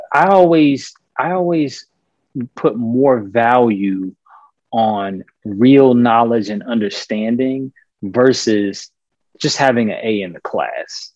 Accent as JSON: {"language": "English", "town": "Richmond", "region": "Virginia", "country": "United States", "tie": "born or raised there", "also_born_or_lived": "Boston", "moved": "as an adult", "said": "I'm from Virginia, uh, Richmond. That's where I've lived uh, up until I was about 18 years old."}